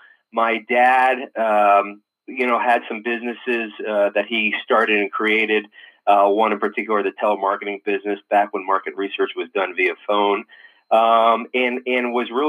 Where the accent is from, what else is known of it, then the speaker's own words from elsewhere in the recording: Newtown Square, Pennsylvania, United States; moved away as an adult; also born or lived in Connecticut / Washington, D.C.; now in St. Louis, United States; But I grew up, I'm in St. Louis now, but I grew up on the East Coast. I was born in Connecticut, but actually raised in Philadelphia, right outside of Philadelphia, the suburbs, kind of the, it's called Newtown Square, which is kind of mainline area.